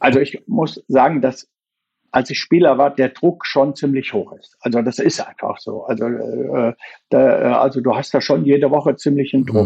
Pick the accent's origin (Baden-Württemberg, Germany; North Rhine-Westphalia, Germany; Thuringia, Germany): North Rhine-Westphalia, Germany; Bad Berleburg; moved away as an adult; now in Schwelm, Germany; Ich bin gebürtiger Sauerländer, komme aus Bad Berleburg-Berghausen, und habe dort Fußball gespielt